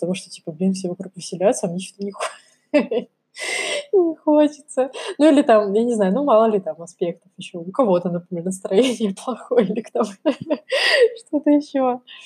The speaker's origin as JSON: {"language": "Russian", "region": "Kamchatka Krai", "country": "Russia", "tie": "born or raised there", "said": "я выросла на Камчатке, да, для меня национальная еда — это красная рыба и икра. Так все прошло мое детство"}